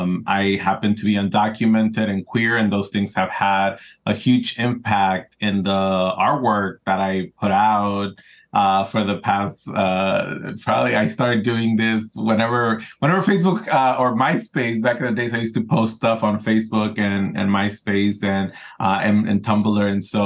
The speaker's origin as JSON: {"language": "English", "region": "California", "country": "United States", "tie": "born or raised there", "also_born_or_lived": "Ensenada, Mexico", "said": "I grew up here in Southern California. I was born in Ensenada, Mexico, Arribos Cachanillas. And I came here when I was still developing, you know, as a teenager, right?"}